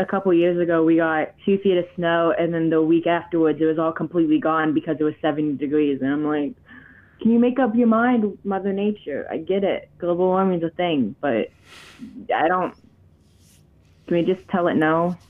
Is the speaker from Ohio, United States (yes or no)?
yes; Ohio, United States; born there; Yeah, I was born in Ohio.